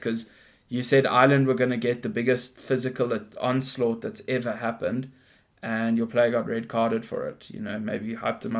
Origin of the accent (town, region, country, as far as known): South Africa